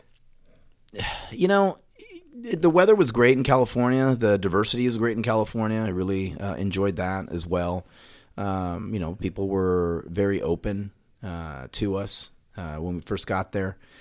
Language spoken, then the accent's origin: English; Puerto Rico; now in Dallas, United States; growing up in Puerto Rico, you know, I was young when I was there